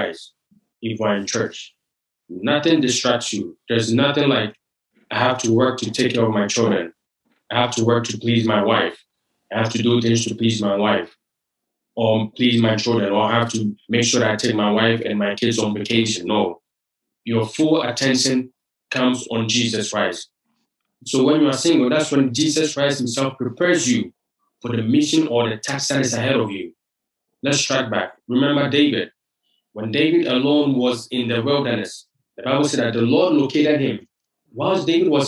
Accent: Ghana; moved away as an adult; now in United States; I'm originally from Ghana, West Africa.

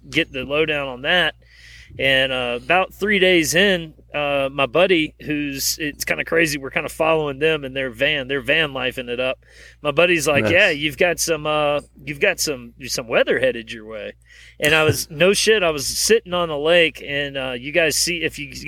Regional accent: East Coast, United States; moved away; I grew up on the East Coast where we dealt with hurricanes every year.

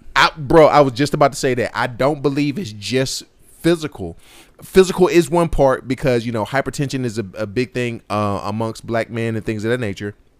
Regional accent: Martinsville, United States; growing up in Martinsville, maybe Drew, uh, so for the listeners who don't necessarily know this, me and Drew grew up in the same, um, same city, same county

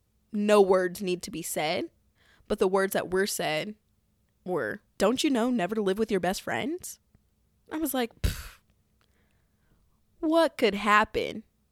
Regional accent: Midwest, United States; But also, I'm from the Midwest, and shit is just so cheap.

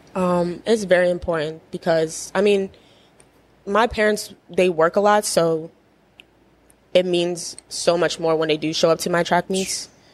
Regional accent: Edgewood, Maryland, United States; I grew up in Edgewood, Maryland.

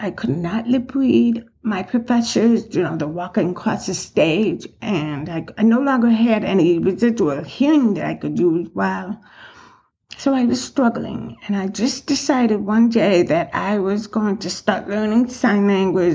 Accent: Chicago, Illinois, United States; moved away as an adult; now in West Henrietta, United States; I grew up in Chicago

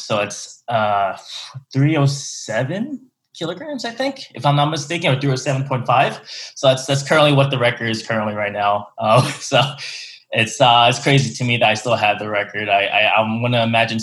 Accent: Philadelphia, Pennsylvania, United States; now in Houston, United States; I'm from the Philly area in Pennsylvania

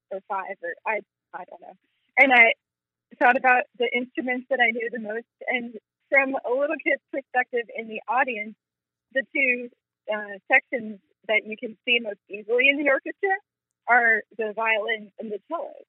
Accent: Vermont, United States; now in Memphis, United States; I'm from Vermont.

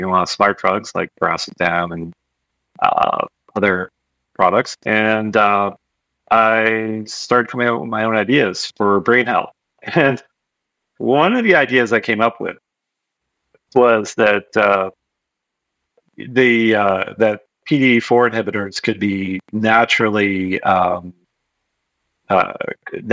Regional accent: Marin, California, United States; That's where I'm from

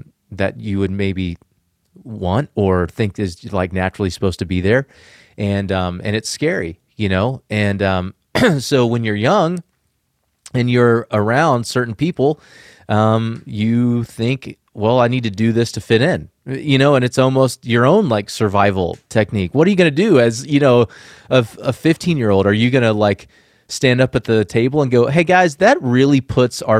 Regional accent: the South, United States; I was a young kid growing up in the South

